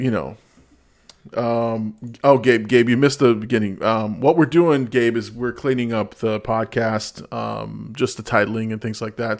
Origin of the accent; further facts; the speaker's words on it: Peru; I'm from Peru. I claim the Peruvian set